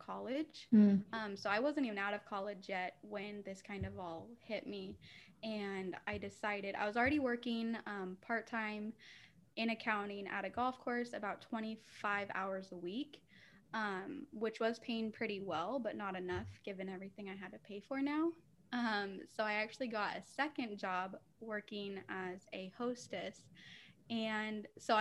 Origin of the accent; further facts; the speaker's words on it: St. George, Utah, United States; moved away as an adult; also born or lived in Arizona; I did actually go to a college in my hometown